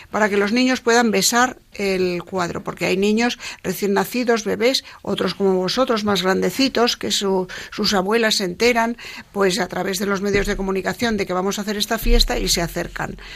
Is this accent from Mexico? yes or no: no; Madrid, Community of Madrid, Spain; mis padres se habían casado en La Paloma, a mí me habían bautizado en La Paloma, o sea que soy muy palomina.